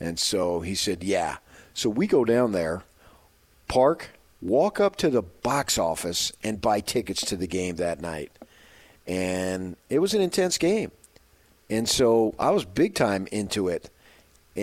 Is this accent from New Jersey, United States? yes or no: yes; 30 miles from Madison Square Garden, New Jersey, United States; moved away; also born or lived in Phoenix, Arizona; I grew up 30 miles away from Madison Square Garden, in on the Jersey side